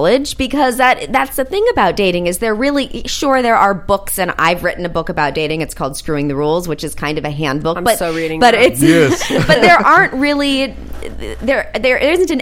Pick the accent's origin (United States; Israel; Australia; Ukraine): United States; Los Angeles, California; I'm born and bred West Angelino.